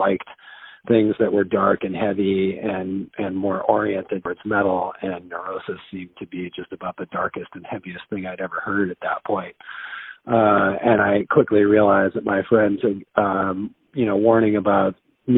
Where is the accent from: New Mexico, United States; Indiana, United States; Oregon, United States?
New Mexico, United States; Santa Fe; I grew up in Santa Fe, New Mexico, which was a fairly small town